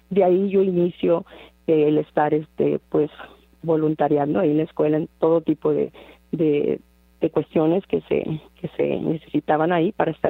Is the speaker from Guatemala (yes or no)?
no; Monterrey, Nuevo León, Mexico; now in Dallas, United States; yo soy eh, de Monterrey, Monterrey, Nuevo León. Allí nací, ahí crecí